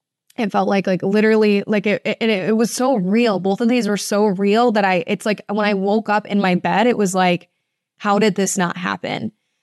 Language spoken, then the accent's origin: English; Toledo, Ohio, United States; after college, I moved to the oldest building in my hometown. I'm from Toledo, Ohio, and I lived at this building called the Oliver House.